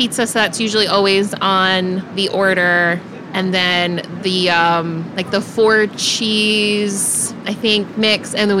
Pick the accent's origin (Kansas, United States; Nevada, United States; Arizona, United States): Kansas, United States; Topeka; also born or lived in South Dakota / North Carolina; now in Kansas City, United States; Yeah, born and raised in Topeka. Went to college in South Dakota.